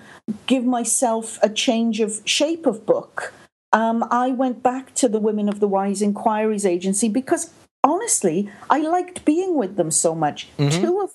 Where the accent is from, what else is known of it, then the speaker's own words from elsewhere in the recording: Wales, United Kingdom; accent: Welsh-Canadian; now in Canada; That's absolutely right. This is a Welsh-Canadian accent. Sometimes it's a little bit more Welsh, and other times it's a little bit more Canadian.